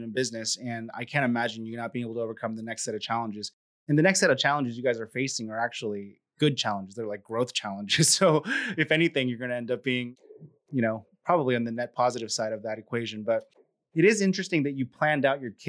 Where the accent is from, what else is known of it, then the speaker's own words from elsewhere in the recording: California, United States; now in Texas, United States; I'm from California, now in Texas